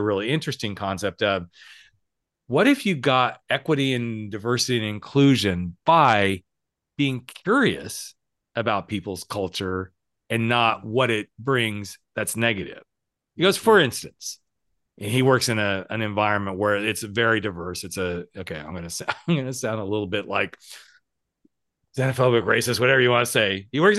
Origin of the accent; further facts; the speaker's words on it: the South, United States; I'm from the South and we do things a little different in the South.